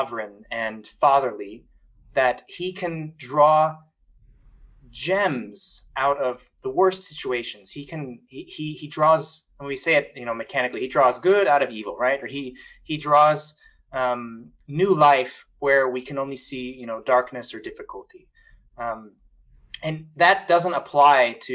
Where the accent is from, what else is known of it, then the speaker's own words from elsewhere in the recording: Louisiana, United States; also born or lived in Rome; I'm from Louisiana